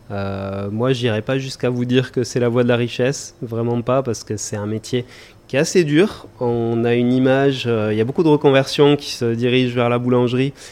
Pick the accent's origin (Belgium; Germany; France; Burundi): Germany; now in Mauritius; parce qu'on vient d'Allemagne.